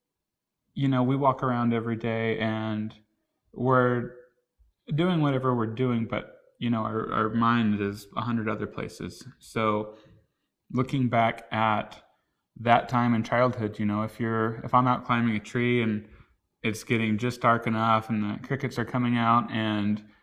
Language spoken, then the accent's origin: English; Oklahoma, United States; I grew up in Oklahoma